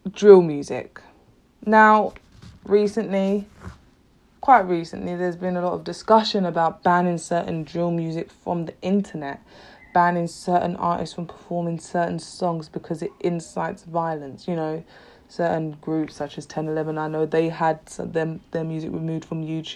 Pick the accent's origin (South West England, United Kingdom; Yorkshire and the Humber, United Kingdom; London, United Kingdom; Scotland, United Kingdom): London, United Kingdom; I'm from London, East London